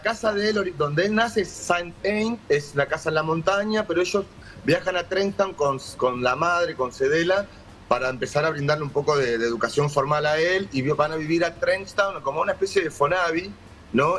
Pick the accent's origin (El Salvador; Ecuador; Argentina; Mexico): Argentina; Conurbano, Buenos Aires Province; somos blancos, sí, pero también somos argentinos y conocemos y somos de conurbano